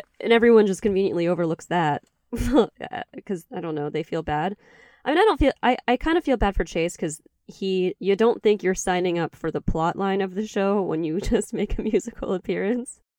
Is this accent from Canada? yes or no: no; Charleston, West Virginia, United States; born or raised there